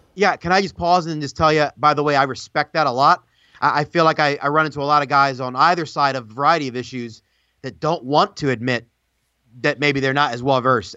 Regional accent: United States; as an American

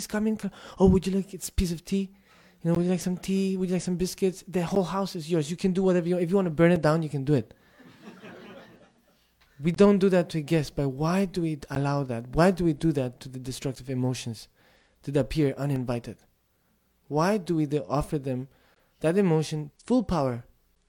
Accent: Tibet, China; first language Tibetan; English is a second language; moved away as an adult; I grew up in Tibetan culture, my first language is Tibetan, most of my life I spent in the monastery with Tibetans

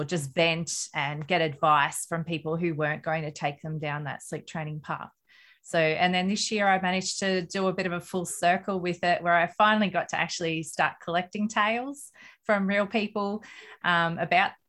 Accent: Australia; I'm an Australian mum of three children.

